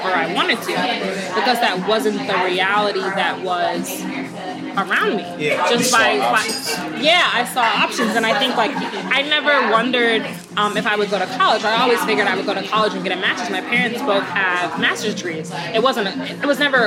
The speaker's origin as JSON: {"language": "English", "town": "Ypsilanti", "region": "Michigan", "country": "United States", "tie": "born or raised there", "moved": "yes", "said": "I'm from Ypsilanti, born and raised"}